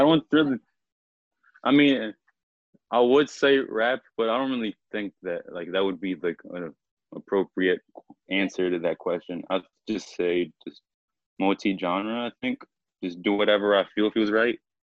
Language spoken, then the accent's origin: English; Annapolis, Maryland, United States; also born or lived in Mexico; I pretty much grew up in Annapolis, Maryland